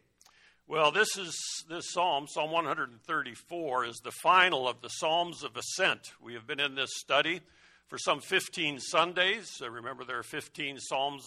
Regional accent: Colorado, United States; When I was growing up in Colorado, my parents, every summer, we would go up into the Rockies and we would tent camp

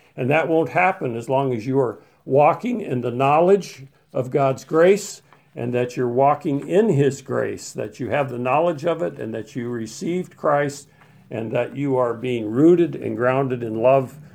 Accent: Colorado, United States; When I was a, a young man in Colorado, growing up in Colorado

